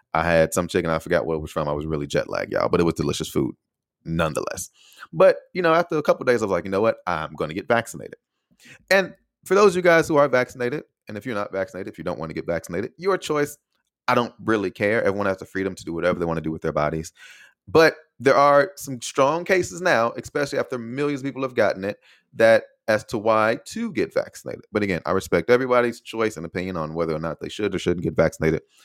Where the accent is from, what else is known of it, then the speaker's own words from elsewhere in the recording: United States; first language English; moved away as an adult; also born or lived in Taiwan / Austin; being an American